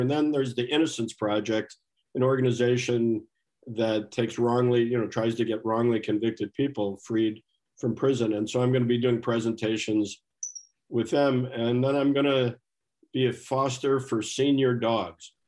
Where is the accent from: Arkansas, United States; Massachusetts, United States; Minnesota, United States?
Minnesota, United States; as a Minnesotan